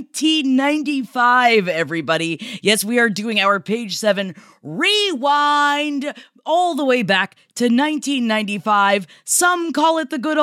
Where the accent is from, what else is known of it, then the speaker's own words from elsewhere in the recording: Tampa, Florida, United States; moved away; my hometown September 14th of Tampa, Florida.